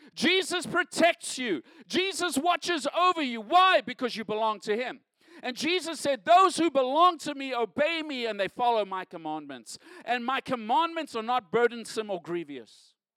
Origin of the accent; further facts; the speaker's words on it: South Africa; moved away as an adult; now in United States; Growing up in South Africa, I grew up in a time of segregation